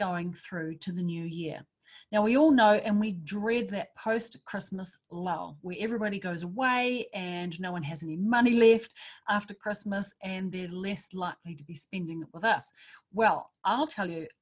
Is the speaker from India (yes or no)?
no; Wellington, New Zealand; I've just arrived back in Wellington, my hometown, which I love and adore.